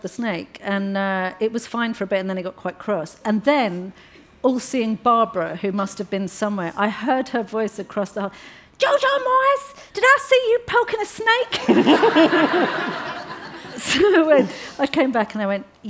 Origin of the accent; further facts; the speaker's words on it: London, United Kingdom; I come from Hackney.